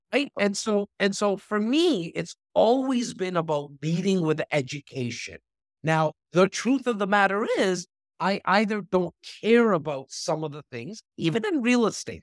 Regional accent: Toronto, Ontario, Canada; I'm from Rexton, like, this North part of Toronto

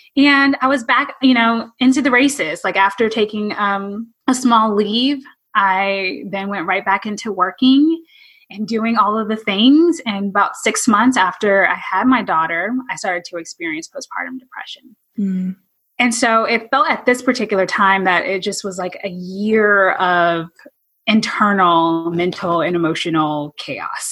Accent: California, United States; originally I'm from California

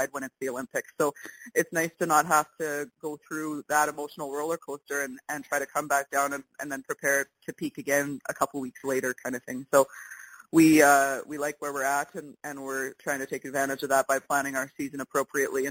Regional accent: Winnipeg, Manitoba, Canada; moved away; I'm from Winnipeg, and I still lived there at that time

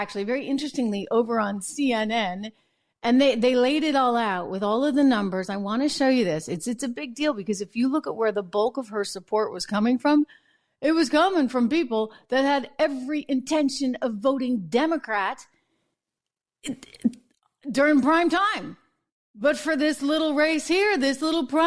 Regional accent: New Hampshire, United States; I'm from New Hampshire

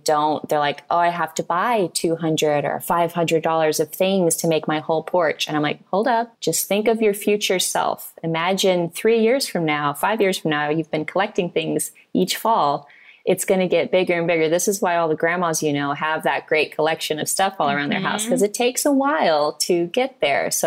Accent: Missouri, United States; I'm from Missouri, so we have all four seasons

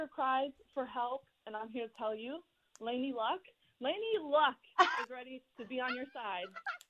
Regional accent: Texas, United States; I'm from Texas.

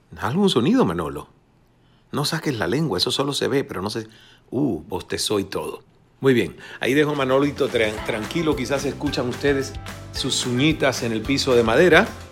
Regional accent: Cuba; moved away; also born or lived in United States / Mexico; como cubano y como persona a la que le ha tocado emigrar

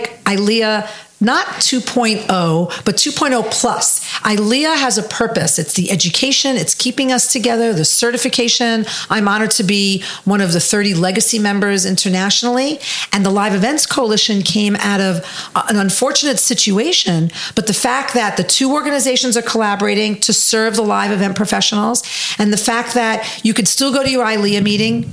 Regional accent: New York City, New York, United States; I'm just from Brooklyn.

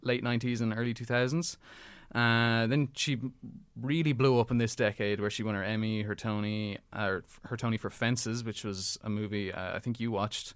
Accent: Ireland; Being Irish

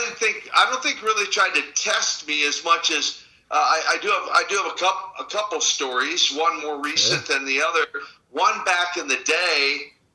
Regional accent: Minnesota, United States; I actually hail from the great state of Minnesota

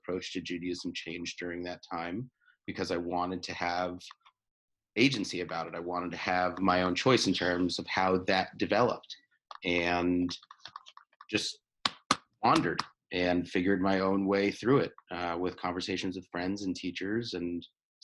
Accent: Connecticut, United States; We grew up in Connecticut

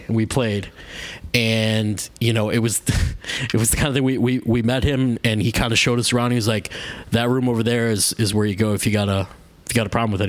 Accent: Chicago, Illinois, United States; we come from Chicago.

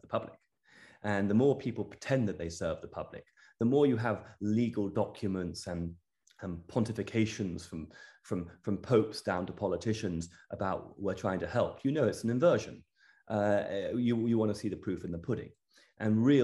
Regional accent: Cornwall, South West England, United Kingdom; also born or lived in London; I'm English. I grew up in the United Kingdom. I grew up in Cornwall and London. Home is Cornwall, and I love it.

